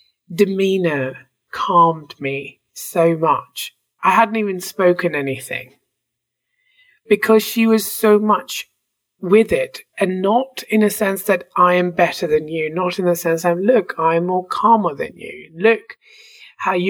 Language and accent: English; India; moved away as an adult; also born or lived in England; now in Canada; I was born in India. I was sent to a British school in India. Then I left India to go study in England